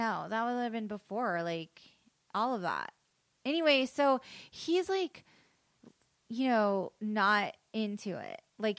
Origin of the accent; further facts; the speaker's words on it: the South, United States; grew up in the South, yeah.